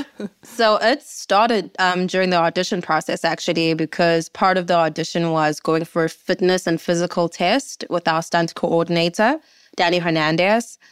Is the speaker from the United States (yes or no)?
no; South Africa; I, as a South African, had no clue about